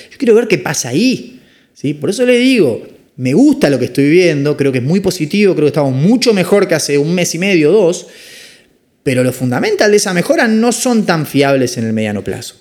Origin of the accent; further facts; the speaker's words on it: Argentina; como somos los argentinos